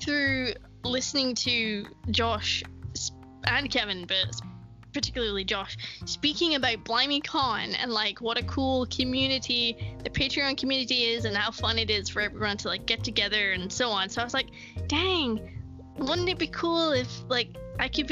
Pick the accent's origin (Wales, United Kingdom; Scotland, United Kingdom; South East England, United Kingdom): Scotland, United Kingdom; we're from Scotland